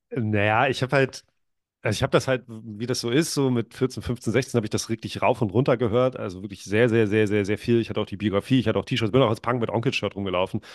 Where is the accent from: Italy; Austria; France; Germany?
Germany; near Lübeck, Schleswig-Holstein; also born or lived in Wolgast, Mecklenburg-Vorpommern; in der Nähe von Lübeck, wo ich aufgewachsen bin